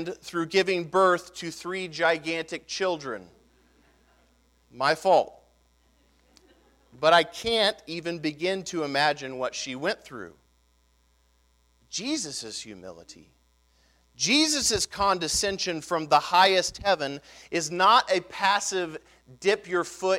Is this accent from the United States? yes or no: yes; United States; As 2018 American Gentile evangelicals